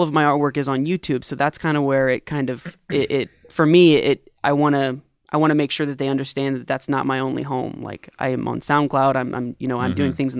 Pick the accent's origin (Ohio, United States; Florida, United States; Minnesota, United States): Florida, United States; Daytona; born there; I was born in Daytona, Florida.